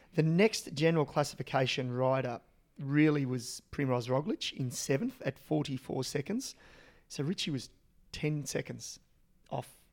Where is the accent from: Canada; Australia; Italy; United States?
Australia; as an Australian and as a really young kid